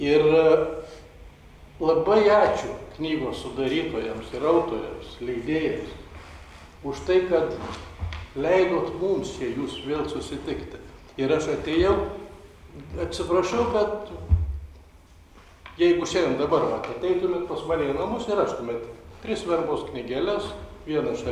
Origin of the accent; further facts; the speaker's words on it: Klaipėda, Klaipėda County, Lithuania; nes aš esu klaipėdiškis.